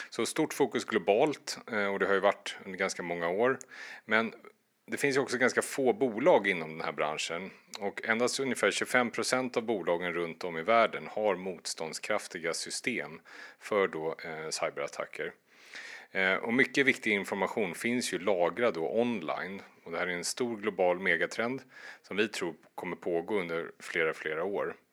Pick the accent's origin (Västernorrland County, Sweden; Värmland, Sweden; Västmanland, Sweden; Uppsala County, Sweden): Värmland, Sweden; som värmlänning